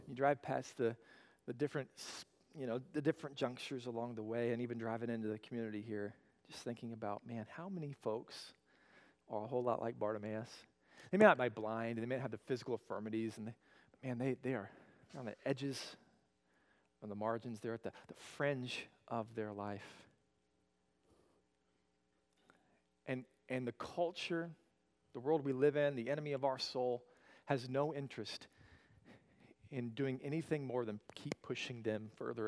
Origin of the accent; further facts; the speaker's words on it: Oklahoma, United States; I grew up in Oklahoma